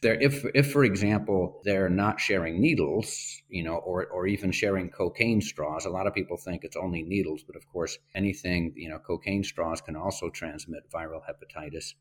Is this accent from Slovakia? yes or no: no; Spain; moved away; I grew up in Spain